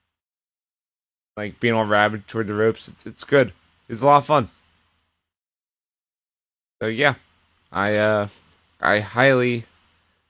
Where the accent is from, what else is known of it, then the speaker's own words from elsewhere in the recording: Philadelphia, Pennsylvania, United States; it was in my hometown